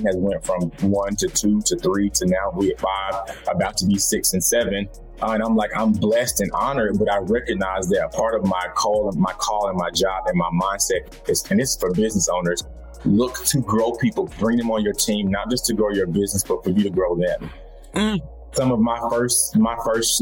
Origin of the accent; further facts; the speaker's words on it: Atlanta, Georgia, United States; I'm from the South. I'm from Atlanta. My family's from the middle of Georgia, so they're from the country